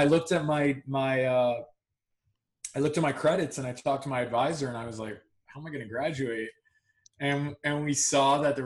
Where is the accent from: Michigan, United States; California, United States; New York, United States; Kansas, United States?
New York, United States; Long Island; I grew up in Long Island